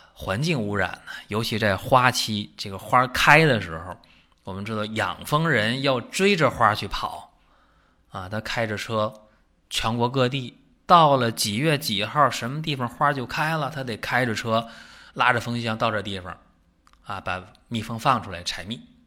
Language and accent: Chinese; China; 我们中国人